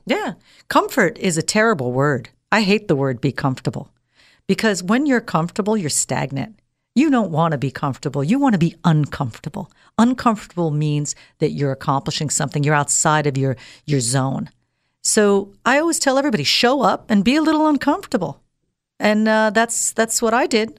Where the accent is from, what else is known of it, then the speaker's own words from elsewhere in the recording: United States; moved away as an adult; also born or lived in Dubai; I'm an American girl, born and raised here